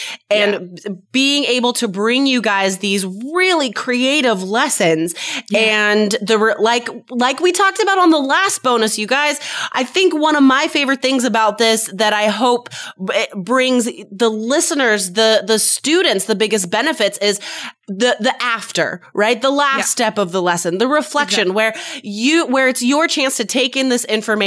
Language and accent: English; near Reno, Nevada, United States; I'm from Nevada and seriously like 3/4 of the state is completely empty. Like there's just nothing. If you drive from Las Vegas to Reno, because I grew up near Reno.